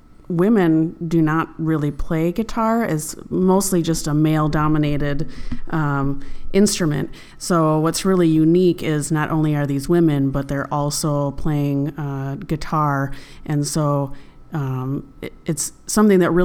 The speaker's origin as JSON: {"language": "English", "region": "Midwest", "country": "United States", "accent": "Midwestern", "lives_now": "Milwaukee, United States", "said": "my Midwestern accent"}